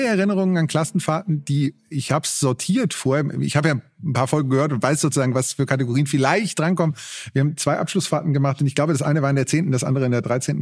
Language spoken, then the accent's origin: German; Ruhr area, North Rhine-Westphalia, Germany; Ich komme aus dem Ruhrgebiet